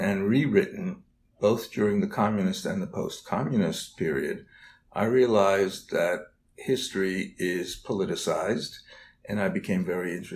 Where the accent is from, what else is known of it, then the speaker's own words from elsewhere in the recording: New York City, New York, United States; as a child growing up in the Bronx in New York